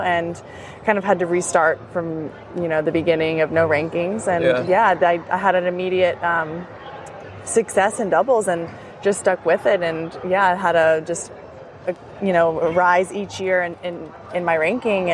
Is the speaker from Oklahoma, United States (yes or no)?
no; Destin, Florida, United States; also born or lived in Alabama; In Destin, Florida. It's in the Panhandle